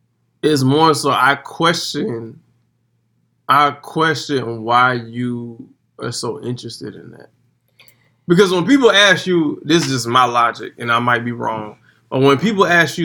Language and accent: English; Miami, Florida, United States; moved away; I'm from Miami.